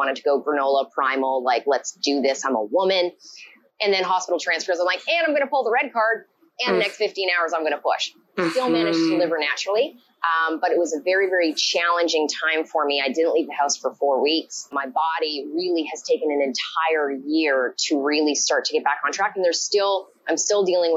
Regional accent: Vancouver, British Columbia, Canada; I hail from Vancouver, BC, Canada

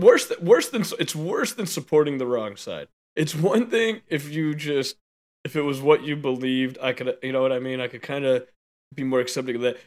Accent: United States; As an American

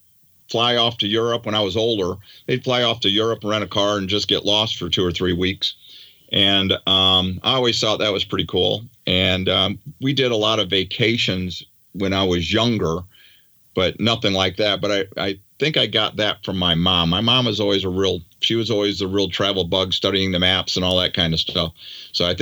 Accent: Daytona Beach, Florida, United States; also born or lived in New York; I grew up basically in Daytona Beach, Florida. So I grew up on the beach and surfing

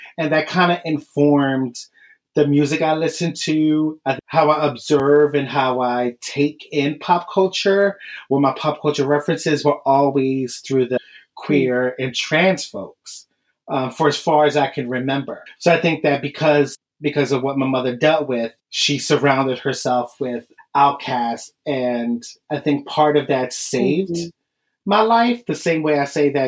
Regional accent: Philadelphia, Pennsylvania, United States; I'm from Philadelphia

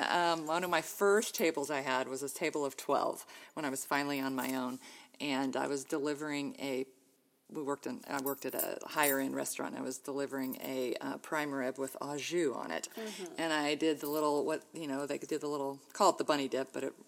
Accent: Ohio, United States; born there; I was born in Ohio and have two older sisters. We're all within about 3 years of each other. So we're Irish triplets, as they say. We all were pretty good growing up, pretty close. We moved around a lot as kids.

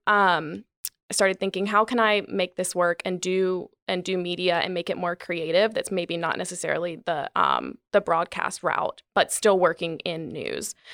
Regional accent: Gastonia, North Carolina, United States; moved away as an adult; also born or lived in New York; now in Charlotte, United States; I grew up in Gastonia, um, my whole family really is from Gastonia

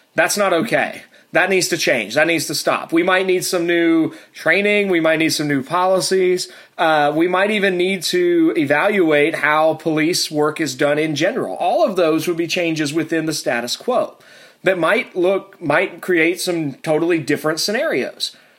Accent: Tennessee and Virginia, the South, United States; also born or lived in Alabama; I was born in Alabama. I grew up in Tennessee and Virginia, uh, so uh, I'm I'm rather southern

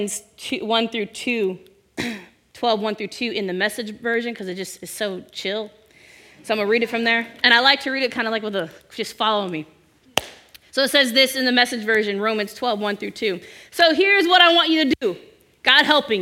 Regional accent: Bay Area, California, United States; I'm from the Bay Area

